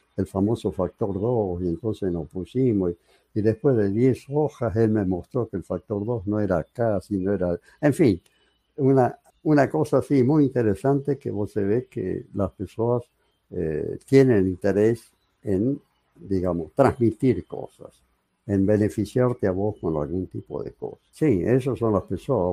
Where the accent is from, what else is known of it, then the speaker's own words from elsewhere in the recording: San Fernando del Valle de Catamarca, Catamarca, Argentina; moved away as an adult; also born or lived in Córdoba, Argentina; Yo terminé mi secundario en Catamarca, así se llamaba la ciudad, Catamarca